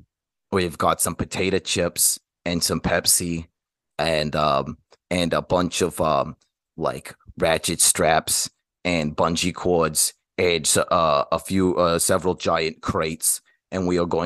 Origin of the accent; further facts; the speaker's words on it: Newark, New Jersey, United States; I'm from Newark, New Jersey. It's not technically New England, but it's close enough.